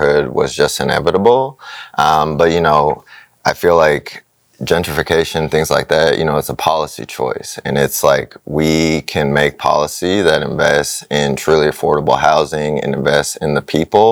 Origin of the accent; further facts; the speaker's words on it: Kansas City, Missouri, United States; I'm born and raised in Kansas City